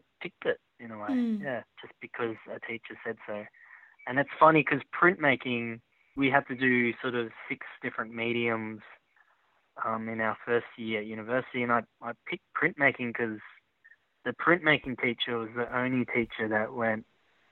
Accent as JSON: {"language": "English", "town": "Sydney", "region": "New South Wales", "country": "Australia", "tie": "born or raised there", "first_language": "Chinese and English", "lives_now": "Melbourne, Australia", "said": "Sydney, I grew up in Croydon Park, Sydney"}